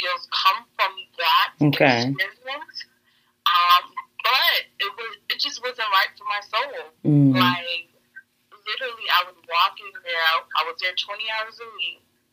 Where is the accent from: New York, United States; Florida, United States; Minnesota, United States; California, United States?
Florida, United States; Fort Lauderdale; I grew up in Lauderdale, Deepside